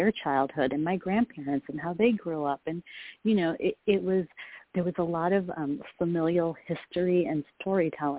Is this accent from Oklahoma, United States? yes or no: no; Rochester, New York, United States; moved away as an adult; also born or lived in India; now in Bay Area, United States; We moved from India to a place called Rochester, New York, State, New York